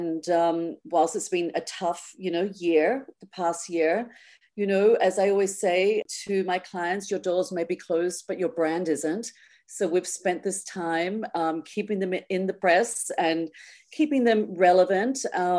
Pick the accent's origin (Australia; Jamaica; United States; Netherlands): Australia; And I didn't grow up skiing. I mean, as an Australian, you know, it's always been more about the après for me